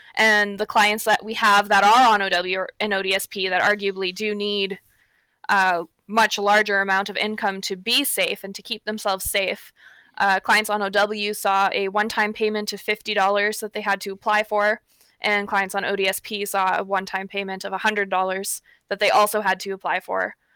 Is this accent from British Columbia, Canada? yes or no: no; Pickle Lake, Ontario, Canada; now in Thunder Bay, Canada; I'm actually from Pickle Lake, uh, which is the furthest north